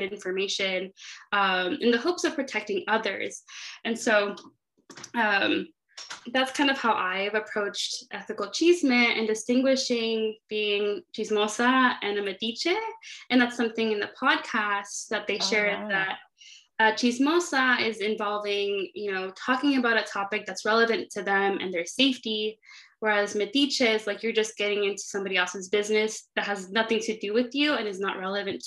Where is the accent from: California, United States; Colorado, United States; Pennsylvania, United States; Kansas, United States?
California, United States; Inland Empire, Southern; moved away as an adult; also born or lived in Santa Barbara, United States; now in Chicago, United States; I am from Southern California, specifically the Inland Empire